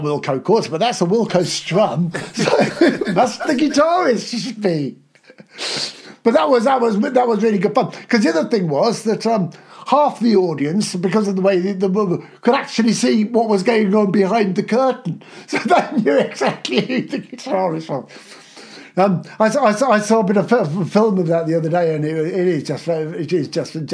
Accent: Aylesbury, South East England, United Kingdom; it's my hometown

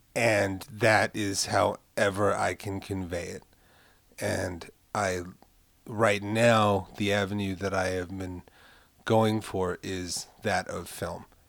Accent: New York City, New York, United States; I'm from Carroll Gardens

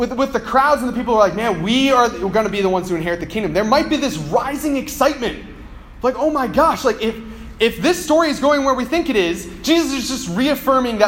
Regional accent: United States; I'm an American

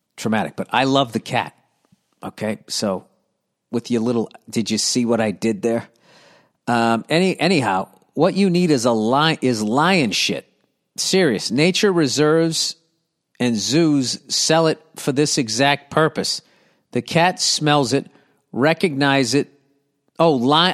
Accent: United States; I'm American

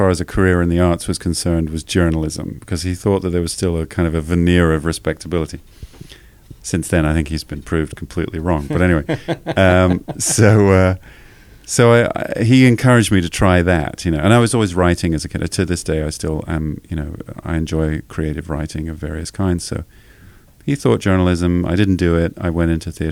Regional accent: just south of London, near Guildford, South East England, United Kingdom; moved away as an adult; now in Los Angeles, United States; I grew up just south of London. The nearest big town is called Guildford, but I was kind of in the country.

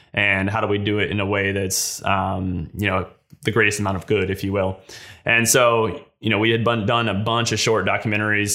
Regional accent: West Virginia, United States; I'm from West Virginia. I grew, I moved here when I was five

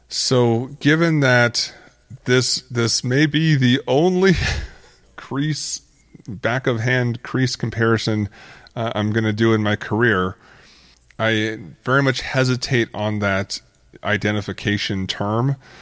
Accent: Arizona, United States; growing up in Arizona

